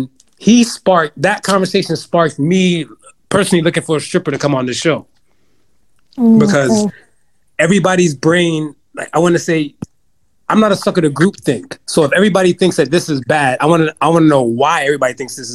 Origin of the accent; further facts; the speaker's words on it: United States; I'm the American in the room